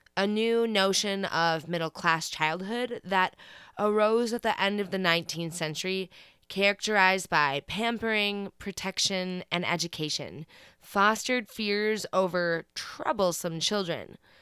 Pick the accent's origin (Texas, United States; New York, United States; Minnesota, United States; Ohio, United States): Minnesota, United States; my home state of Minnesota